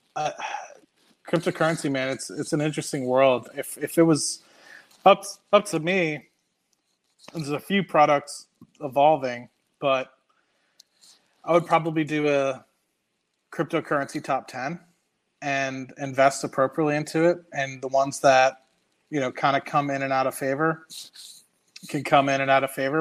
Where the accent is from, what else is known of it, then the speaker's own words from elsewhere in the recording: United States; accent: American; also born or lived in Trinidad; i was american because of my accent